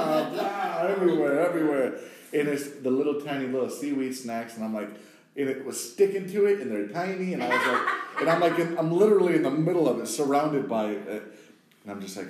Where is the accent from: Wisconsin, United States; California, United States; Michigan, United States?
Wisconsin, United States; now in Brooklyn, United States; originally from Wisconsin, the heartland, the Midwest